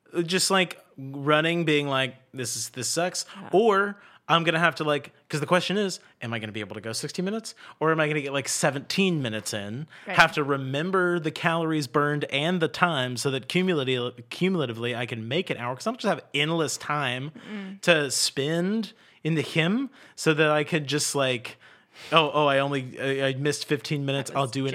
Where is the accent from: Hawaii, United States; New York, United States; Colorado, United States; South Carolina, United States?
South Carolina, United States; Charleston; I'm from Charleston. We all have treadmills on our docks.